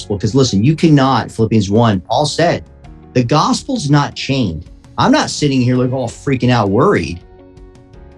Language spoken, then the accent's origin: English; Tucson, Arizona, United States; I am born and raised in not Tucson, okay, Tucson, Arizona